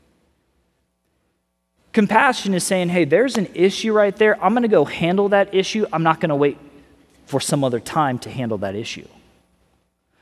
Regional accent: Missouri, United States; also born or lived in California; now in Florida, United States; I'm originally from Missouri

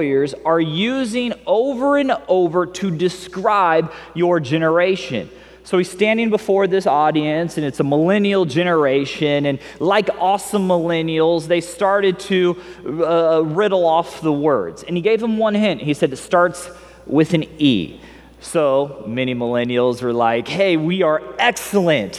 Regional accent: Missouri, United States; I grew up in Missouri

